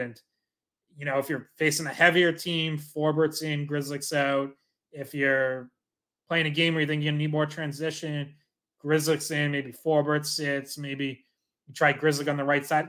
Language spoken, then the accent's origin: English; Dracut, Massachusetts, United States; I'm from Dorica, so I'm with you, like, went to Lockmart's games growing up, Lowell Spinners